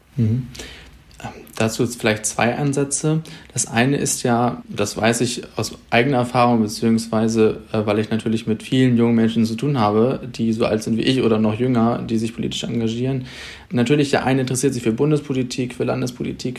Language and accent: German; Schleswig-Holstein, Germany; bei uns in Schleswig-Holstein